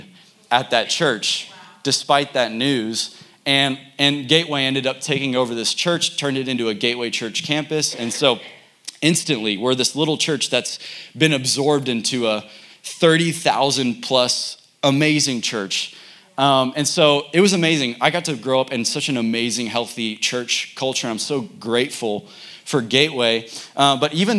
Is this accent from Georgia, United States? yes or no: no; Frisco, Texas, United States; I'm from Frisco, Texas